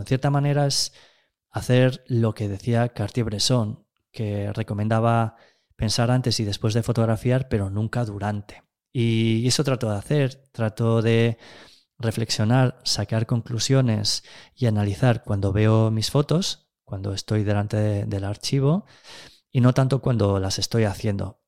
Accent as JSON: {"language": "Spanish", "town": "A Gudiña", "region": "Galicia", "country": "Spain", "tie": "born or raised there", "also_born_or_lived": "Ourense / Tameirón", "said": "Nací en 1976 en Agudiña, un pequeño pueblo arrinconado en el extremo sureste de Galicia. Bueno, en realidad me llevaron a nacer allí desde Ourense"}